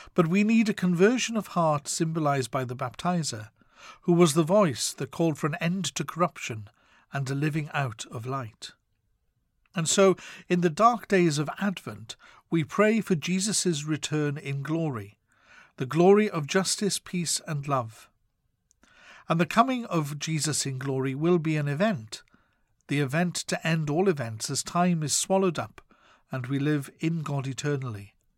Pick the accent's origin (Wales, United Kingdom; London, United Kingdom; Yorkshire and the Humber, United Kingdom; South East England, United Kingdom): Wales, United Kingdom; my home country of Wales